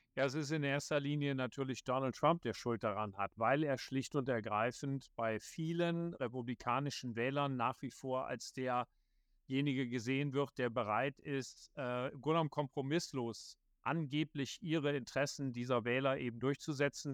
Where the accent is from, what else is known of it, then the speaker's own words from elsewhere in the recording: Viersen, North Rhine-Westphalia, Germany; moved away as an adult; also born or lived in Bonn; now in Washington, D.C., United States; bei der Rheinischen Post in Viersen am Niederrhein, wo ich geboren bin